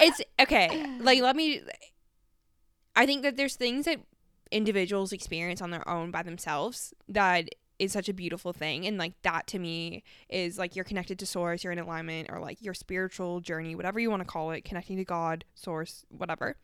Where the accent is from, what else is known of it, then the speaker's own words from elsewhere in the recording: Canada; moved away; I'm from Canada